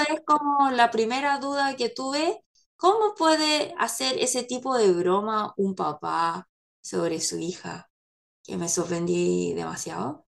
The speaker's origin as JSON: {"language": "Spanish", "country": "South Korea", "second_language": "Spanish", "said": "yo como coreana"}